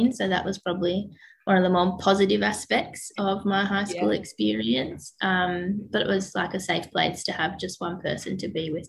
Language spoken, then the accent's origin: English; Dandenong Ranges, Victoria, Australia; grew up in the foothills. So my family's in Selby. When I went to school in like Menzies Creek and Emerald, and then now I live with my family in Mount Dandenong